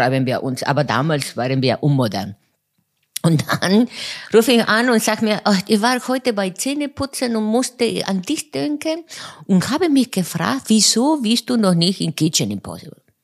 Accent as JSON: {"language": "German", "region": "Buenos Aires", "country": "Argentina", "tie": "born or raised there", "second_language": "German", "moved": "as an adult", "said": "geboren in Buenos Aires und dort bis äh, 26 Jahre äh, gewohnt"}